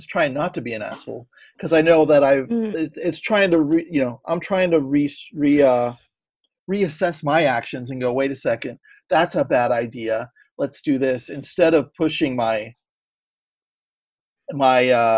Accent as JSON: {"language": "English", "town": "San Francisco", "region": "California", "country": "United States", "said": "I'm from San Francisco"}